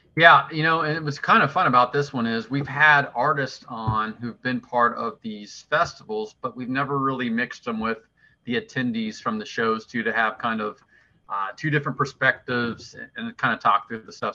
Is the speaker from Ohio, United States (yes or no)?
yes; southwestern Ohio, United States; I grew up in southwestern Ohio